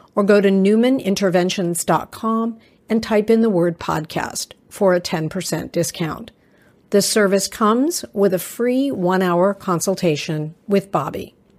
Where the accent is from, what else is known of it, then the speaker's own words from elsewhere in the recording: Texas, United States; moved away; I was born in Texas and had family there